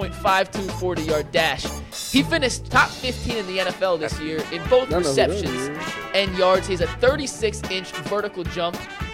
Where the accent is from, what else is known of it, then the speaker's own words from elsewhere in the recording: West Coast, United States; I grew up on the West Coast, so maybe a West Coast offense.